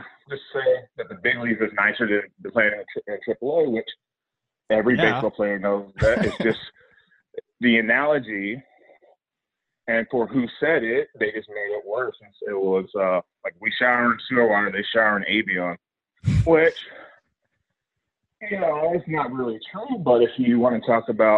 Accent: near Calabasas and Malibu, California, United States; I grew up near Calabasas and Malibu

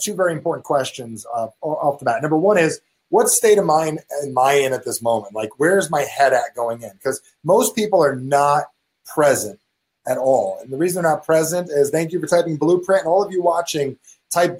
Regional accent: New Jersey, United States; I'm from Jersey.

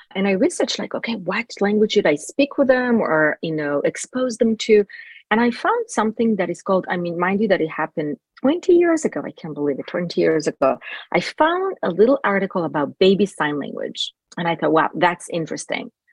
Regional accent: Jerusalem, Jerusalem District, Israel; first language Hebrew; English is a second language; now in Los Angeles, United States; I was actually born in Jerusalem, Israel

